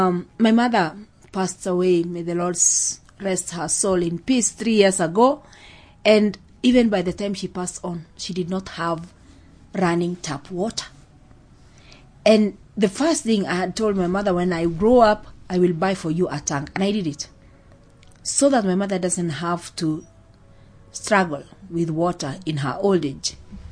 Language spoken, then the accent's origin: English; Baragoi, Samburu County, Kenya; now in Kajiado, Kenya; I'm originally from Samburu County, from a place called Baragoi. And then I got married. Now my home is in Kajiado because that's where my husband comes from.